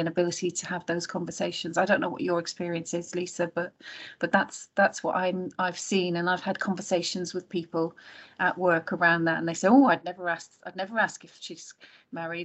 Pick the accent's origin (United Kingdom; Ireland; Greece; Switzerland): Ireland; moved away; I grew up in Ireland